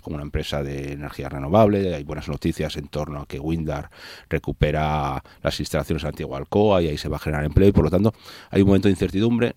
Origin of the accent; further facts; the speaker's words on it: Asturias, Spain; Cada vez somos menos asturianos y asturianas y más envejecidos